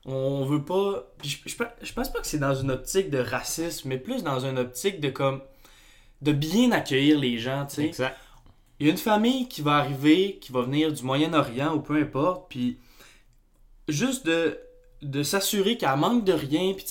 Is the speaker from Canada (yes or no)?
yes; Saguenay, Quebec, Canada; moved away as an adult; now in Montreal, Canada; moi, on arrive du Saguenay. On est... Moi, je suis originaire de Montréal. Je suis né à Montréal. Mais j'ai tout vécu mon enfance au Saguenay.